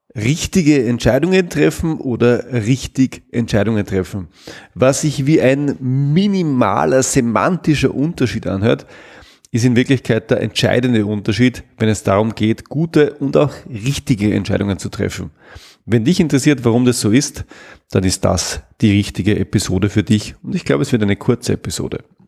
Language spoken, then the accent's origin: German; Salzburg, Austria; ich komme aus Salzburg